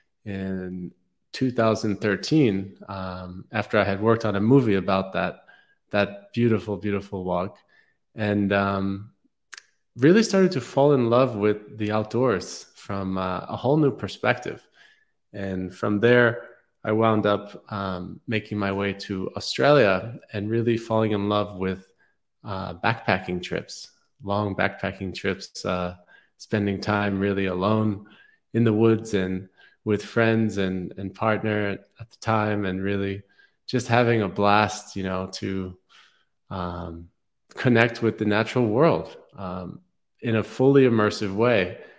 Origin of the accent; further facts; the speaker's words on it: New York City, New York, United States; I grew up in New York City and was quite disconnected from nature for most of my, life until I was in my mid-20s